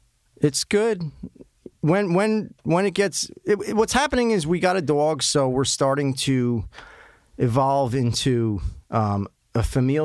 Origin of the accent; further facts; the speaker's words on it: New Jersey, United States; accent: Jersey; the way I talk alone, my accent, people automatically assume I'm some douchey guy from Jersey.